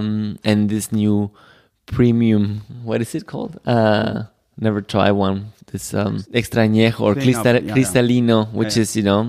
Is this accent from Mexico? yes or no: yes; Jalisco, Mexico; we're from Jalisco.